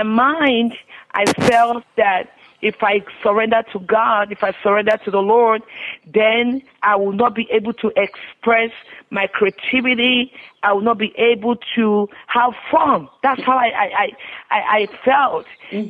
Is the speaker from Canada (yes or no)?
no; Nigeria; now in United States; I grew up in Nigeria. I'm the firstborn of five children